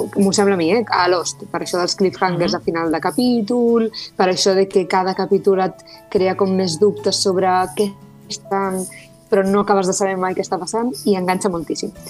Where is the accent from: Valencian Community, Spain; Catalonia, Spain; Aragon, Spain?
Catalonia, Spain; Tarragona; soc de Sant Pere Carreu